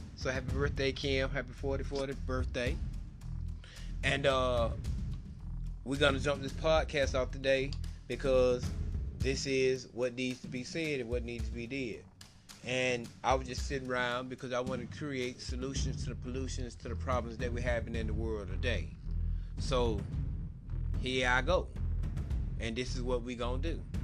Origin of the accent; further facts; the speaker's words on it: Albany, Georgia, United States; now in Austin, United States; I'm originally from Albany, Georgia, but right now I live in Austin, Texas